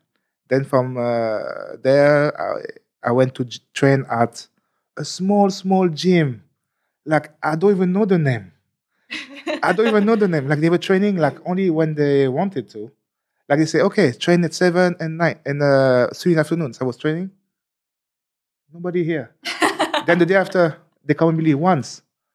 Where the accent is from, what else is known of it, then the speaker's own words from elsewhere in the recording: New York, United States; And I was like, yeah, I'm American. So you're right. Yeah, sorry, I'm from New York.